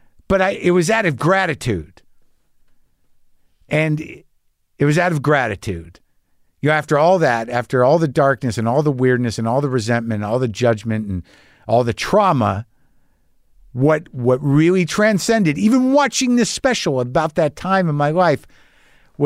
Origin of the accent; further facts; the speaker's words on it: Albuquerque, New Mexico, United States; moved away; I grew up in Albuquerque